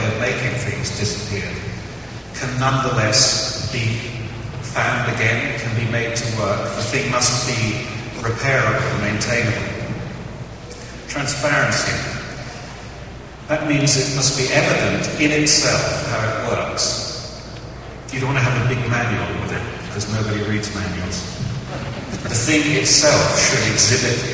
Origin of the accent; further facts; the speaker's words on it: England, United Kingdom; being English